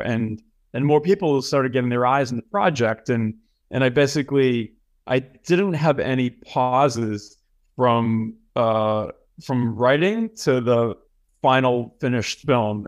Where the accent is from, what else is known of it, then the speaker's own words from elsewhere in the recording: Boston, Massachusetts, United States; moved away as an adult; also born or lived in Los Angeles; I'm from Boston, Mass. I went to high school there. I went to college there